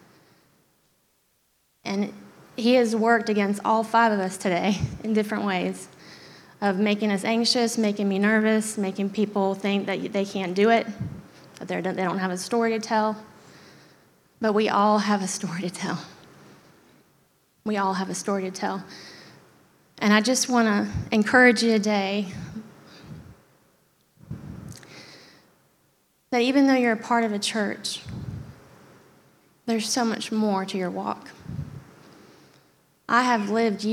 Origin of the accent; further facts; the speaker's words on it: Germany; moved away; I grew up in Germany